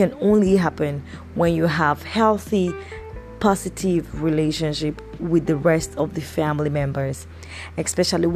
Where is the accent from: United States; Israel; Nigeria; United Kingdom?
Nigeria; I'm recording this podcast from, you know, my home country in Nigeria, in Africa.